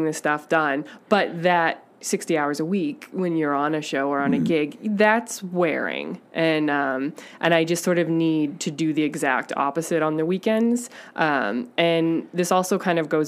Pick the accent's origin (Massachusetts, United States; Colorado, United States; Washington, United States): Massachusetts, United States; Lowell; moved away as an adult; also born or lived in Boston; now in Los Angeles, United States; I grew up in Lowell, Massachusetts.